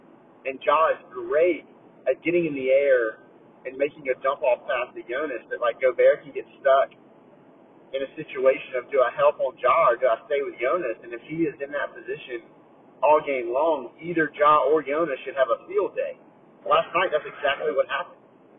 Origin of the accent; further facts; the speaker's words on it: New Jersey, United States; I grew up in Jersey. I'm used to this. This is how I grew up.